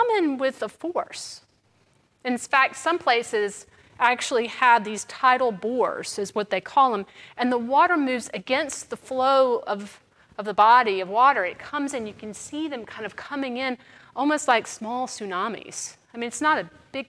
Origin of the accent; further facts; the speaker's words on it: Mississippi, United States; now in New Orleans, United States; I'm from Mississippi